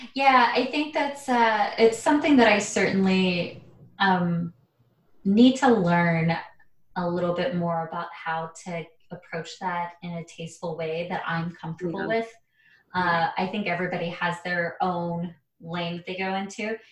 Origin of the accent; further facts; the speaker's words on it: Arizona, United States; growing up in a small town